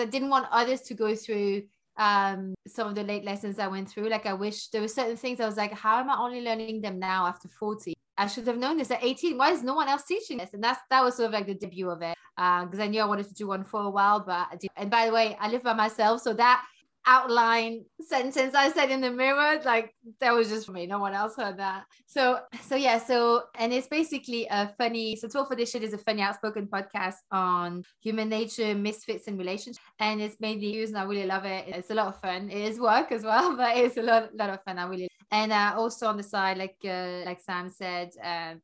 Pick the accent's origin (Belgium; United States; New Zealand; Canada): Belgium; moved away as an adult; also born or lived in London; I grew up in Belgium, but I'm not from there. My mom is Danish, my dad's from Algeria.